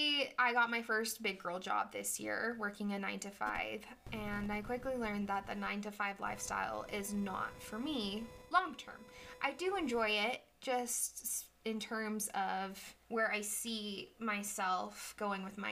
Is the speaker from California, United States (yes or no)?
no; Draper, Utah, United States; I was raised here in Draper, Utah